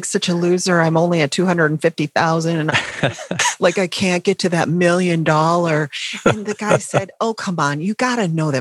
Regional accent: North Carolina, United States; I'm from North Carolina.

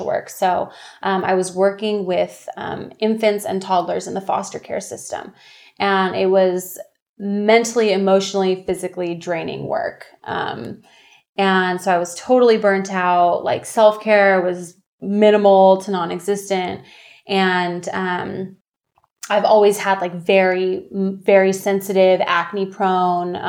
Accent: Orange County, California, United States; also born or lived in Santa Barbara, California; I'm born and raised in Orange County, California

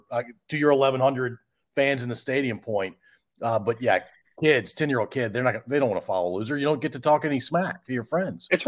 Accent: Chicago, Illinois, United States; Well, I'm from Chicagoland. I've been here since 1983.

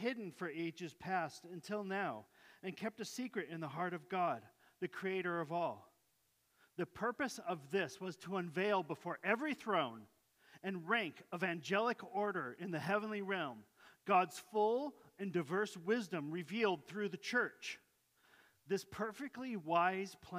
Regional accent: Yakima, Washington, United States; I was born in Yakima, Washington, and that I wasn't born in Jerusalem

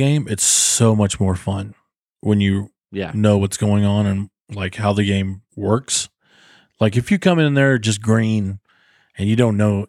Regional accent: North Carolina, United States; I grew up in North Carolina.

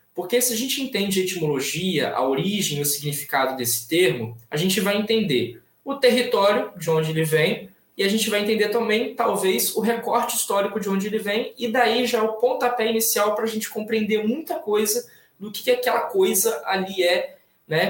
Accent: Itaperuna, Rio de Janeiro, Brazil; eu nasci aqui em Itaperuna, né, interior do estado do Rio de Janeiro

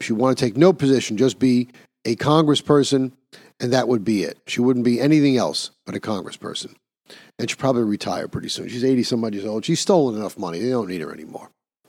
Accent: New York, United States; Naturally, my home state of New York.

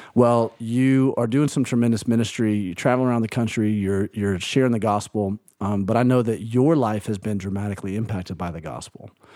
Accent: Birmingham, Alabama, United States; moved away; also born or lived in Tuscaloosa, Alabama; grew up in Birmingham, Alabama, lived in Tuscaloosa, Alabama

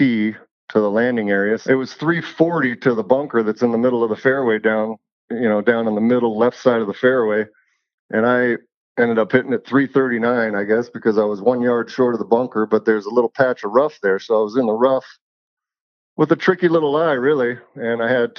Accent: Evergreen, Colorado, United States; She lives up in Evergreen still in the house that I grew up

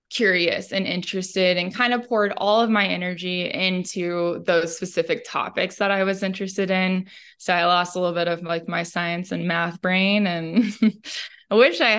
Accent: Midwest, United States; I really appreciate the the family values that I grew up with in the Midwest

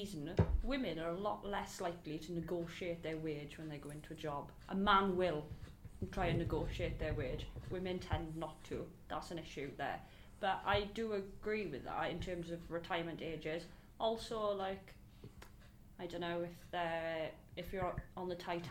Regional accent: Port Talbot, Wales, United Kingdom; I'm from Talbot

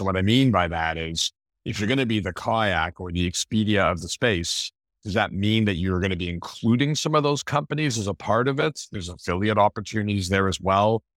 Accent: Montreal, Quebec, Canada; moved away; growing up in Montreal, my dad used to play poker with, uh, Moisha back in the day

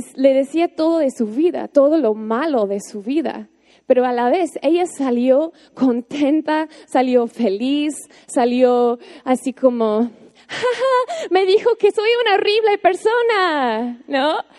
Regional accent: United States; Spanish is a second language; moved away as an adult; now in Mexico; yo, así como una gringa, una buena gringa

